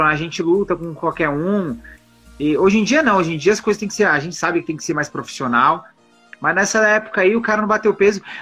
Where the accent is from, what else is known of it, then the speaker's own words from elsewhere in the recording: São Paulo, Brazil; eu sou de São Paulo e eu falo isso para qualquer um que for lutar lá